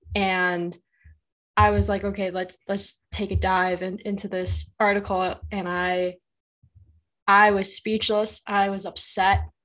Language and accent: English; Chicago, Illinois, United States; I'm from Chicago